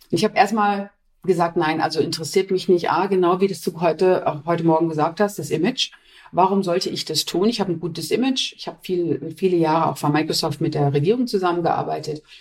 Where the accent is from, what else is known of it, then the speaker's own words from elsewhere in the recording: Essen, North Rhine-Westphalia, Germany; Und ich bin in Essen geboren, ich komme aus dem Ruhrpott.